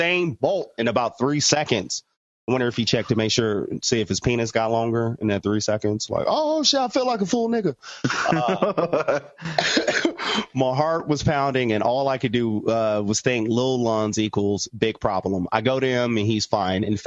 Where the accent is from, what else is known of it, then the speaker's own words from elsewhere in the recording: United States; I'm American